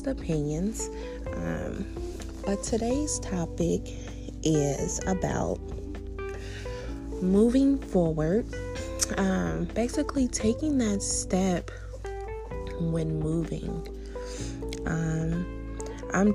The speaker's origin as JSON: {"language": "English", "region": "Indiana", "country": "United States", "moved": "as an adult", "lives_now": "Arizona, United States", "said": "I'm from Indiana. And I decided that I was just going to up and move to Arizona"}